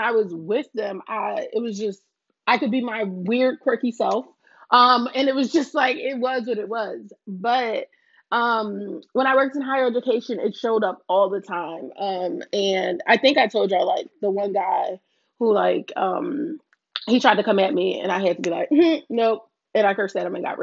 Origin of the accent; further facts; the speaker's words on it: Philadelphia, Pennsylvania, United States; I was born and raised in North Philly